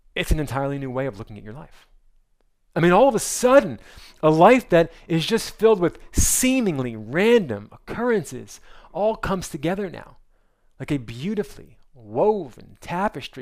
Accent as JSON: {"language": "English", "region": "New Jersey", "country": "United States", "also_born_or_lived": "North Carolina", "moved": "yes", "said": "I'm from New Jersey"}